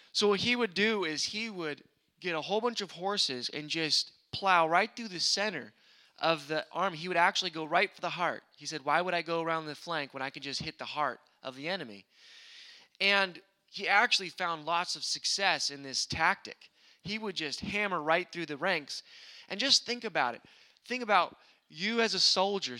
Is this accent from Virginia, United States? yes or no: no; Sacramento, California, United States; I'm from Sacramento, California, which is a big city. There is some, countryside, but I'm a pretty much city boy that wishes he was a country boy. So I love hunting and fishing and all that other stuff, but I grew up, in the city.